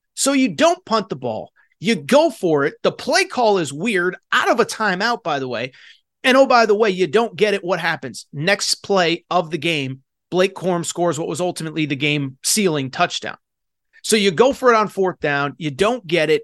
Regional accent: East Coast, United States; I'm from East Coast. The East Coast is gonna come out of me here in a second.

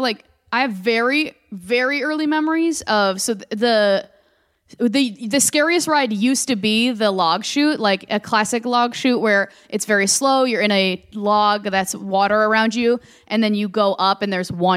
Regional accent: Bloomington, Minnesota, United States; moved away as an adult; now in Los Angeles, United States; Yeah, born and raised in Bloomington. That's the home of the Mall of America.

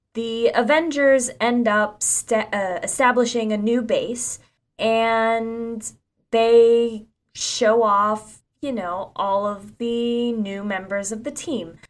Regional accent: Ocala, Florida, United States; my hometown of Ocala, Florida.

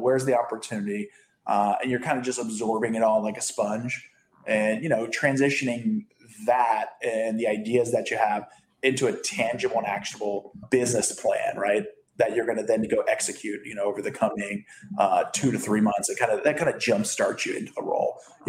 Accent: East Coast, United States; And I have family on the East Coast. I grew up on the East Coast.

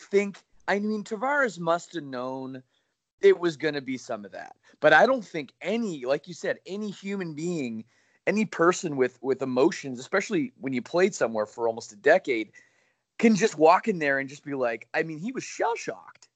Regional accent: Oakville, Ontario, Canada; my hometown of Oakville, Ontario

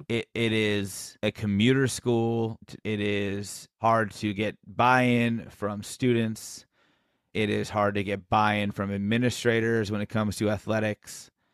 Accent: San Carlos, California, United States; where I was born and raised in San Carlos

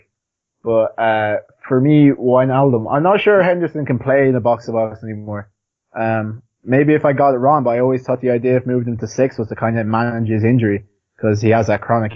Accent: Ireland; I'm Irish

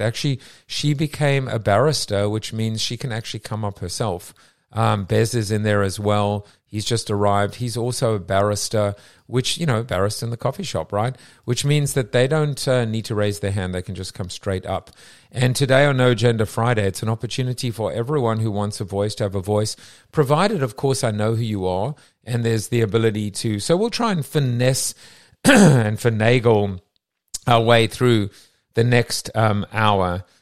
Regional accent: England, United Kingdom; as an Englishman with a, with an English wife, an English kids living in England

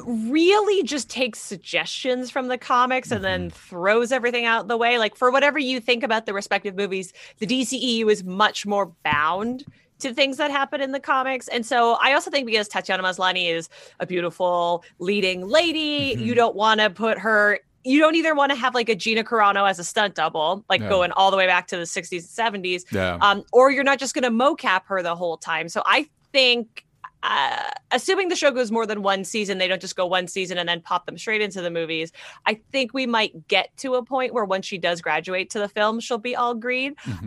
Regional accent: Canada; I'm Canadian.

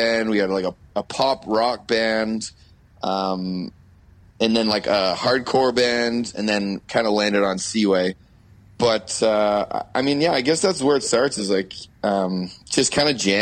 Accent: Oakville, Ontario, Canada; I'll always say Oakville

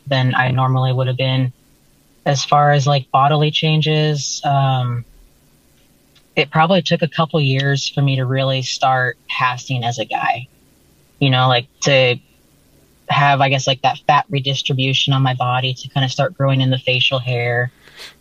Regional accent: North Idaho, United States; moved away; I grew up in North Idaho

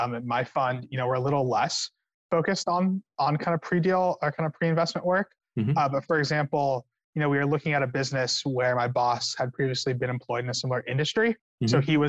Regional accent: California, United States

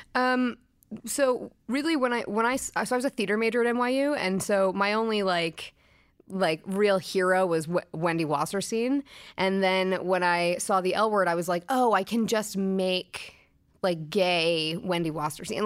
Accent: Brooklyn, New York, United States; I grew up in Brooklyn

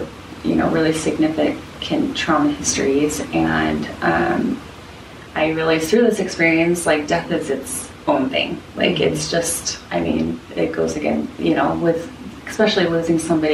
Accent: Salt Lake City, Utah, United States; moved away as an adult; now in Portland, United States; I grew up in Salt Lake, and then I moved to Portland very purposely.

